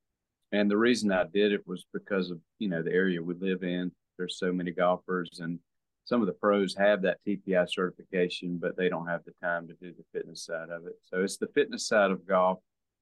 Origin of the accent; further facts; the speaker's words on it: Hemingway, South Carolina, United States; also born or lived in Florence, South Carolina; I was born in Florence. I grew up in Hemingway, South Carolina. I hadn't left the state.